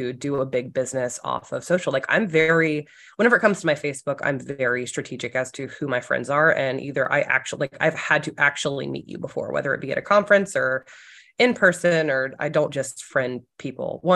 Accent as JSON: {"language": "English", "region": "South Carolina", "country": "United States", "moved": "yes", "said": "I'm not from this area. I'm from South Carolina."}